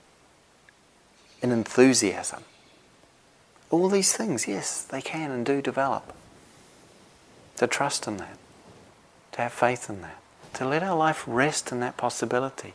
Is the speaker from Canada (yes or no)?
no; New Zealand; moved away as an adult; now in Devon, United Kingdom; I was from New Zealand